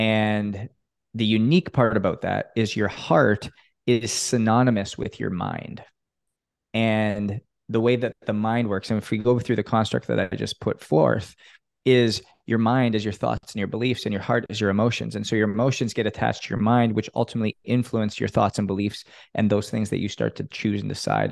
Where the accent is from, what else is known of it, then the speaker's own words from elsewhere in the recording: Canada; now in Miami, United States; growing up in Canada